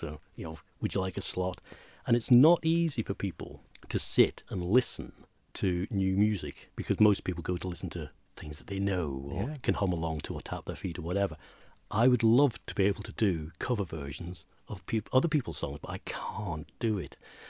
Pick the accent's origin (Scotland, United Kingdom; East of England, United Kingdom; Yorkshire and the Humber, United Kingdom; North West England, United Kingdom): Scotland, United Kingdom; Inchmarnock; Well, where we grew up on Inchmarnock, we were fortunate enough to find some amazing artifacts, historical artifacts.